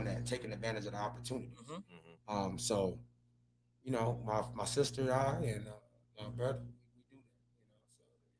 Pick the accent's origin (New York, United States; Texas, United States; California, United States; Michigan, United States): Michigan, United States; Detroit; like growing up in Detroit, inner city Detroit